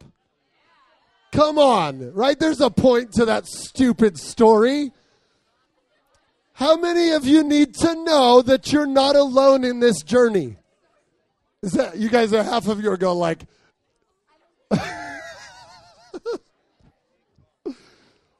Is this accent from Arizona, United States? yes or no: yes; Arizona, United States; I grew up in Arizona.